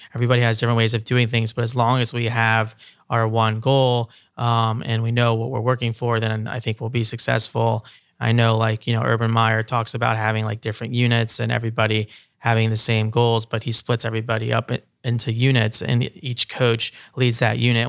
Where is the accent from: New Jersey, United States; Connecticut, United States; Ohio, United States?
Ohio, United States; Columbus; also born or lived in Los Angeles